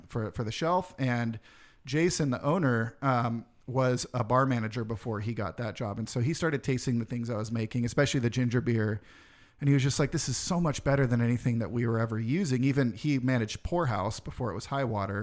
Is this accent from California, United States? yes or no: yes; Roseville, California, United States; also born or lived in Santa Rosa; now in Sacramento, United States; Roseville is what I consider my hometown